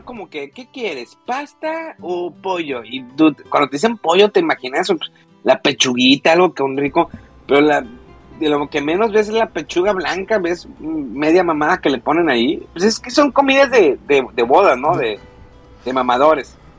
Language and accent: Spanish; Monterrey, Nuevo León, Mexico; soy de Monterrey